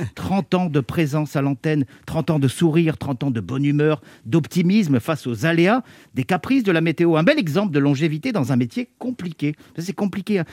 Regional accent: Provence-Alpes-Côte d'Azur, France; moved away; Je suis originaire des Alpes-Maritimes, une région qui peine encore à se remettre de la tempête Alex d'octobre dernier

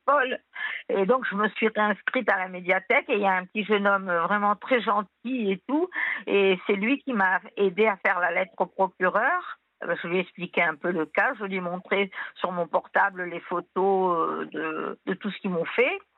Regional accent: Tunisia; now in France; je viens de Tunisie

